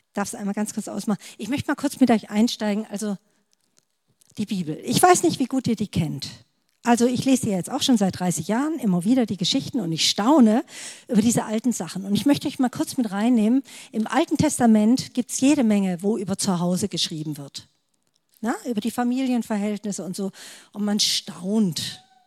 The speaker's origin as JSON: {"language": "German", "area": "Stuttgart area", "region": "Baden-Württemberg", "country": "Germany", "said": "ich komme aus dem Stuttgarter Raum"}